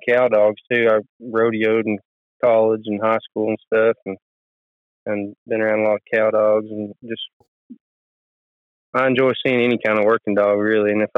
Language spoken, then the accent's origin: English; Okemah, Oklahoma, United States; I'm from Okemo, Oklahoma.